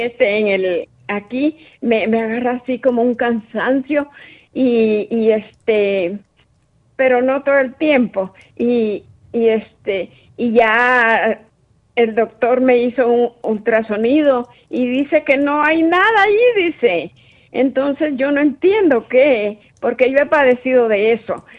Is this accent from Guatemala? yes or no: yes; Guatemala; yo soy de Guatemala